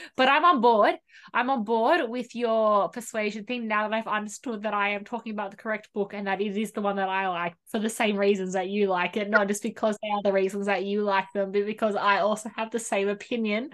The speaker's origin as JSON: {"language": "English", "town": "Sydney", "region": "New South Wales", "country": "Australia", "tie": "born or raised there", "said": "you and I grew up in the Bible Belt of Sydney"}